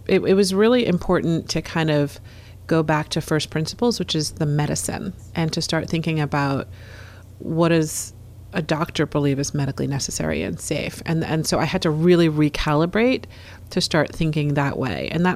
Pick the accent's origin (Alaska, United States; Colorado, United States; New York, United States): New York, United States; New York City; I was born in Brooklyn. I was raised in New York City.